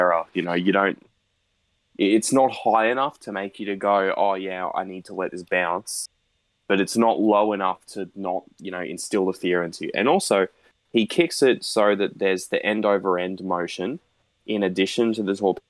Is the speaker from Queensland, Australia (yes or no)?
yes; Townsville, Queensland, Australia; I'm from Crown Townsville